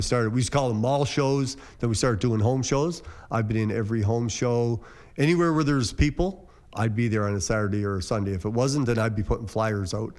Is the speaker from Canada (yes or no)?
yes; Cape Breton, Nova Scotia, Canada; moved away as an adult; now in Windsor, Canada; I'm from Cape Breton